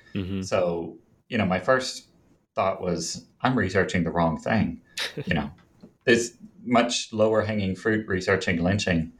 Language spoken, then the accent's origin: English; Jonesboro, Arkansas, United States; now in Little Rock, United States; I grew up in Jonesboro, Arkansas. It's in the northeastern corner